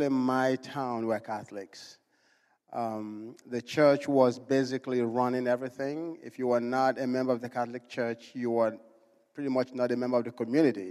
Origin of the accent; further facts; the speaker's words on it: Enugu, Enugu State, Nigeria; moved away; I was born in Nigeria. I was born in a city called Enugu